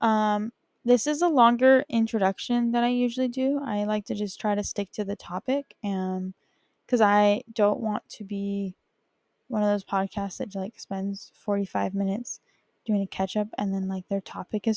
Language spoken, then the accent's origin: English; Bakersfield, California, United States; also born or lived in Utah; now in New York City, United States; I grew up in California. I grew up in Bakersfield